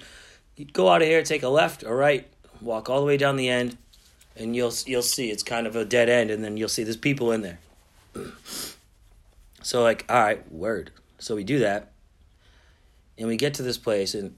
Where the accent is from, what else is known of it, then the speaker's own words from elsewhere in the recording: Boston, Massachusetts, United States; I'm from Boston.